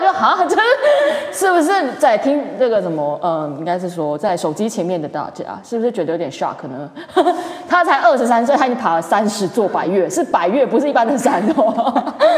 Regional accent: Kaohsiung, Taiwan; now in Taipei, Taiwan; 我是高雄人

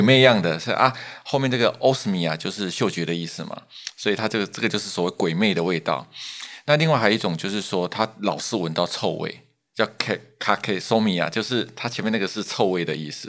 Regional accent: Taiwan; 我们台湾人

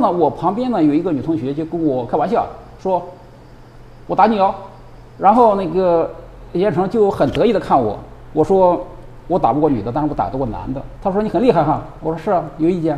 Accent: Shandong, China; moved away as an adult; now in Taiwan; 我山东来 的

